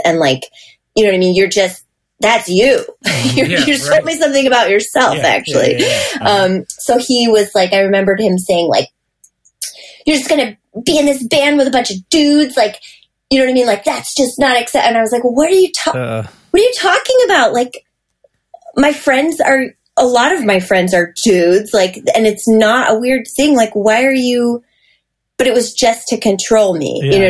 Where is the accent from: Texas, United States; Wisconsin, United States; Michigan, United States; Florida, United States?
Michigan, United States; because he grew up out here and like I was from Michigan